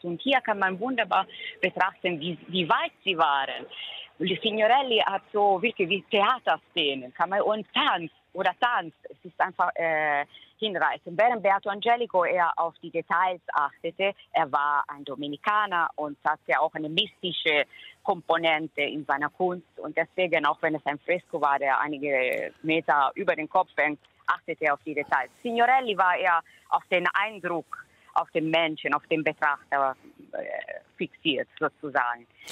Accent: Perugia, Umbria, Italy; now in Germany; Ich kenne die Stadt sehr gut seit meiner Kindheit. Ich stamme ja aus Umbrien, aus Perugia

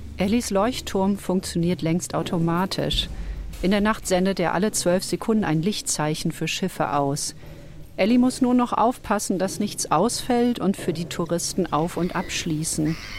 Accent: Ruhr area, North Rhine-Westphalia, Germany; Ich bin im Ruhrgebiet aufgewachsen.

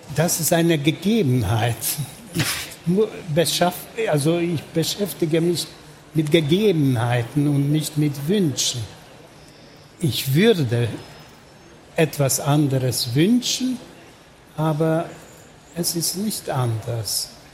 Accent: Budapest, Hungary; German is a second language; Ich bin in Budapest geboren und aufgewachsen

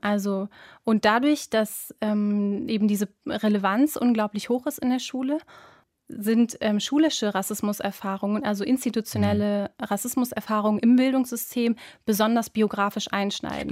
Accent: Duisburg, North Rhine-Westphalia, Germany; aus Duisburg, habe ich doch gesagt. Duisburg-Rheinhausen.

